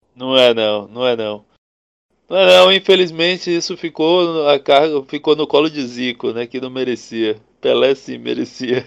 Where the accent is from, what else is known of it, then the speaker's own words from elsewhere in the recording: Brazil; nós como brasileiros progressistas